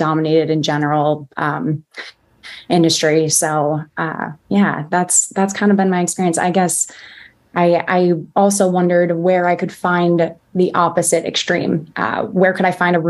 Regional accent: New Jersey, United States; moved away as an adult; also born or lived in Baltimore; So I'm from New Jersey originally.

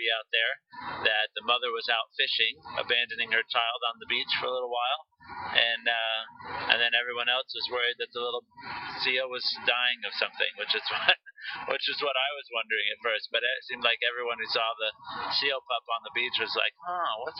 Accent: North Carolina, United States; we're from North Carolina

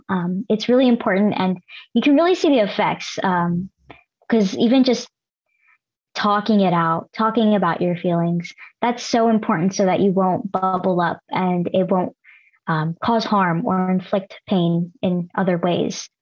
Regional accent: Los Angeles, California, United States; also born or lived in Davis, California; I am Filipino American first gen and born and raised in LA with an immigrant family

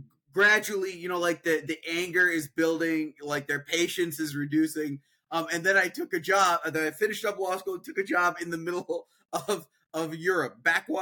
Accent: Peoria, Illinois, United States; I'm a Midwestern kid, born and raised in Peoria, Illinois, which is in central Illinois

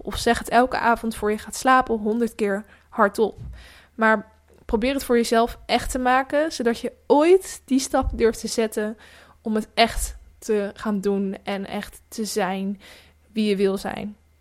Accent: Netherlands; moved away; kleinere dorpen, ook waar ik vandaan kom

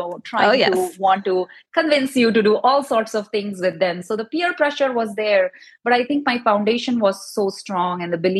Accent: India; now in East Bay Area, United States; growing up in India

